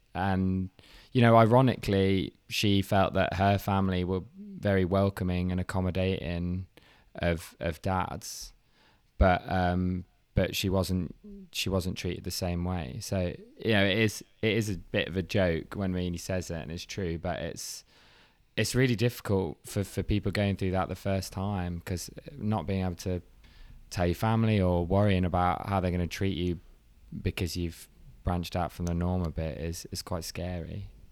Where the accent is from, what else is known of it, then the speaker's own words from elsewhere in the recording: Leicester, East Midlands, United Kingdom; moved away as an adult; also born or lived in Coventry; now in London, United Kingdom; I'm from Leicester, but I live in Tooting now.